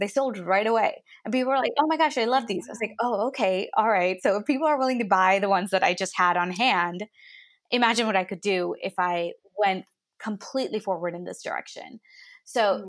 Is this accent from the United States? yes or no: yes; United States; also born or lived in India; I was clearly born there, I moved to the States when I was nine